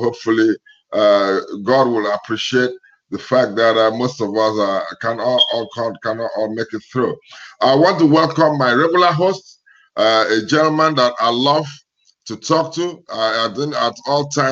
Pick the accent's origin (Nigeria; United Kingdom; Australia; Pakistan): Nigeria; now in United States; my home country, Nigeria